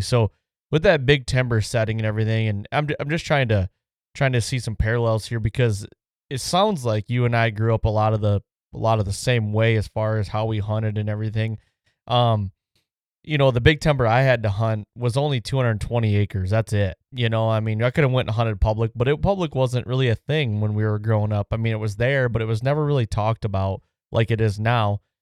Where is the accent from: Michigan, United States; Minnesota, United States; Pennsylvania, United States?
Michigan, United States; we come from Michigan